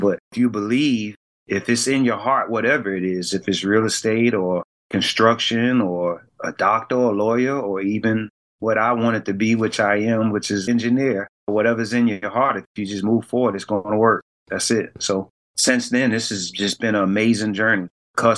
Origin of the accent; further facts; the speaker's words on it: Savannah, Georgia, United States; we're from Savannah